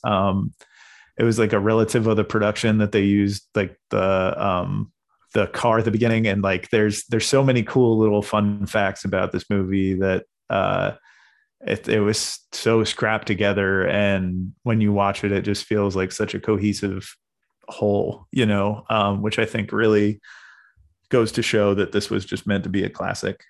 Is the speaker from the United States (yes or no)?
yes; Portsmouth, New Hampshire, United States; I'm from New Hampshire. So, uh, we had the New Hampshire Film Fest right in my, uh, local town of Portsmouth